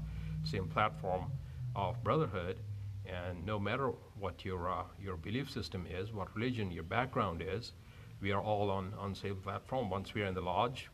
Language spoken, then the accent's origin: English; India; now in Buena Park, United States; I grew up among Masons in India